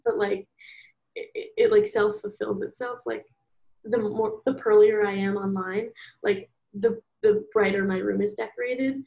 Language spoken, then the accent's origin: English; Philadelphia, Pennsylvania, United States; moved away as an adult; now in St. Louis, United States; I'm from Philadelphia and I am 20 right now. I'm currently in school. WashU, St. Louis.